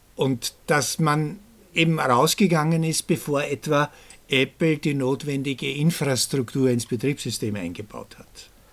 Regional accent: Austria; bei uns in Österreich

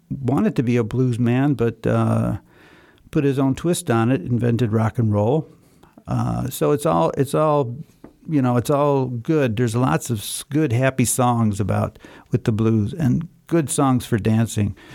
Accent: Tehran, Tehran Province, Iran; now in Vienna, Austria

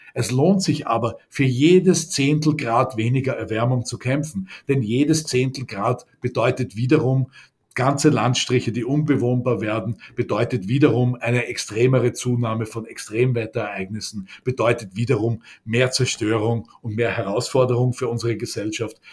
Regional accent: Austria; bei uns in Österreich

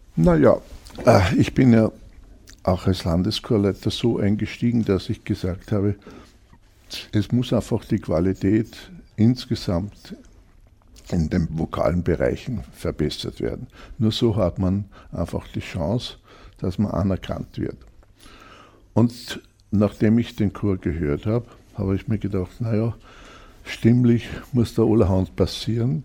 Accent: Grein, Upper Austria, Austria; also born or lived in Linz; Ich bin in Grein aufgewachsen

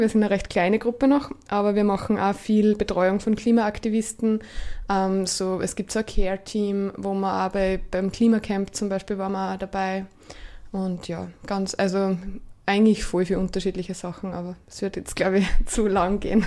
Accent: Gesäuse region, Styria, Austria; also born or lived in Graz; weil ich bin aus der Region, Region Gesäuse. Ähm, bin nach dem Studium von Graz eben wieder zurückgegangen

